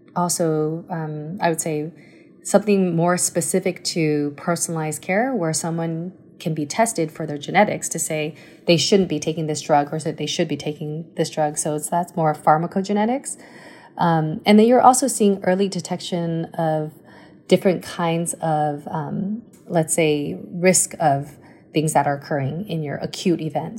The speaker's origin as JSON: {"language": "English", "region": "Taipei", "country": "Taiwan", "tie": "born or raised there", "also_born_or_lived": "United States", "moved": "yes", "said": "I grew up in Taiwan, came to the States when I was two, but I went back when I was actually seven again, um, and uh, went through elementary school in Muzha"}